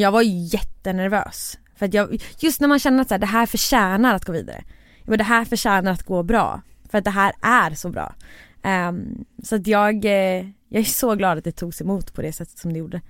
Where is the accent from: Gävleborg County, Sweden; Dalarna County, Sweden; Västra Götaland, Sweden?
Västra Götaland, Sweden; Borås; jag är från Borås